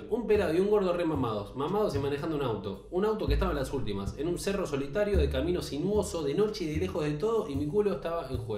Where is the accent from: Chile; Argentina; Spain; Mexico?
Argentina; Buenos Aires; hoy tengo 41 años, soy porteño y de estatura mediana y muy flaco.